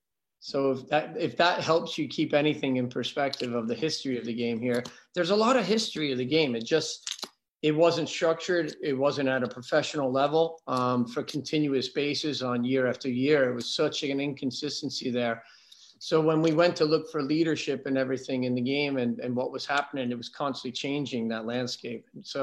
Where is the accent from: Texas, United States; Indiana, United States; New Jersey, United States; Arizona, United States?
New Jersey, United States; Kearney; born or raised there; moved away as an adult